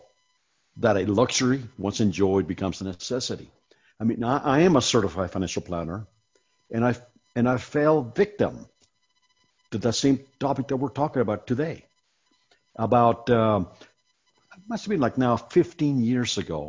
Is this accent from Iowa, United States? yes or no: yes; Iowa, United States; moved away; I was raised in Iowa